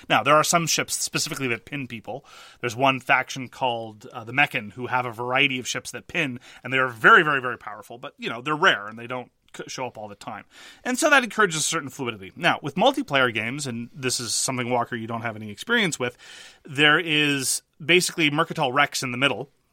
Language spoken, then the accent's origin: English; Montreal, Quebec, Canada; I am from Quebec.